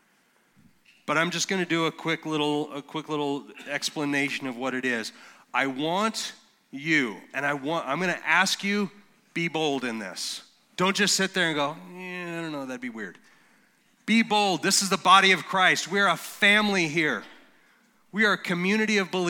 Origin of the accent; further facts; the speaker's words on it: Colorado, United States